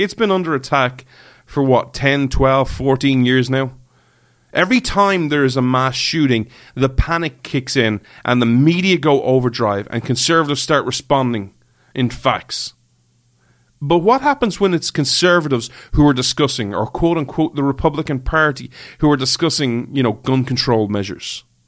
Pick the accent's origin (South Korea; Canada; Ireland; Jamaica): Ireland; I'm an Irish guy